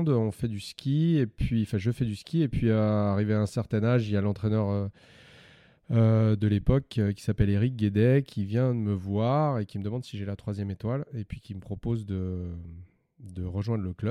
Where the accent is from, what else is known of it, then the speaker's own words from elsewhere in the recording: Montvalezan, Auvergne-Rhône-Alpes, France; moi, j'ai grandi à Montvalzan, c'est à côté de la station de La Rosière, euh, où il y a le col du, Petit Saint-Bernard. Et euh, j'ai grandi là-bas avec une grande sœur qui faisait du ski et puis un papa qui était plombier, mais aussi pisteur secouriste.